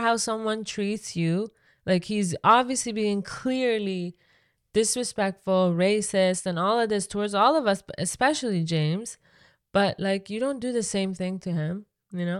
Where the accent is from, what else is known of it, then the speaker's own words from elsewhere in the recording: Iran; English is a second language; now in Canada; me growing up in Iran